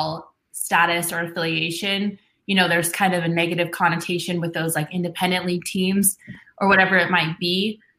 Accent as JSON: {"language": "English", "town": "Colorado Springs", "region": "Colorado", "country": "United States", "tie": "born or raised there", "moved": "yes", "said": "I grew up in Colorado Springs, so I went to Sky Sox games for years before I moved"}